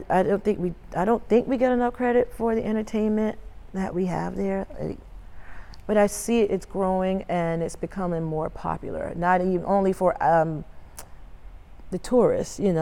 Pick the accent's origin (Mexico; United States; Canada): United States; Harleyville, South Carolina; also born or lived in Charleston, South Carolina; my parents were both known as the wedding singers in my hometown of Harleyville, South Carolina